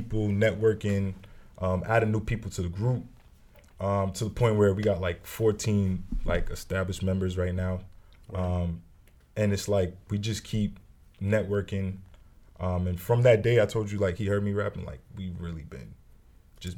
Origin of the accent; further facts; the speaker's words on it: Brockton, Massachusetts, United States; I'm from Brockton. That's where I was raised. I grew up there.